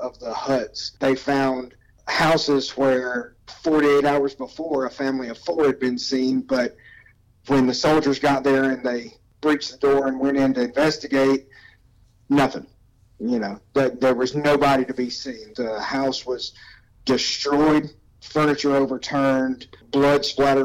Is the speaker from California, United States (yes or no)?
no; South Georgia, United States; I grew up in South Georgia. You know, I grew up hunting